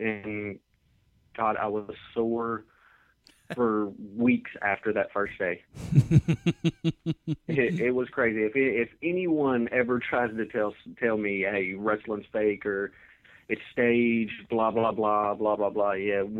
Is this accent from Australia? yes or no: no; the South, United States; born there; Well, I was born in the South, so, you know, I was a wrestling fan since birth.